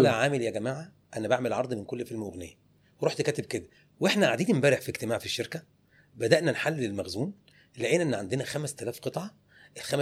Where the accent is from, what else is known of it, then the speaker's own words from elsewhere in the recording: Egypt; قالت لي اسم كبير في عالم الموضه عندنا في مصر